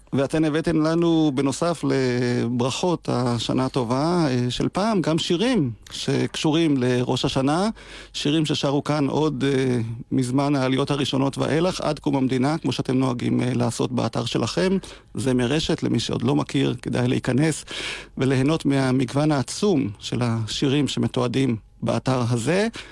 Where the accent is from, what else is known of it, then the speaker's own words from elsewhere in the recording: Degania Alef, Northern District, Israel; שרתי שנים בקיבוץ שבו נולדתי, דגניה א'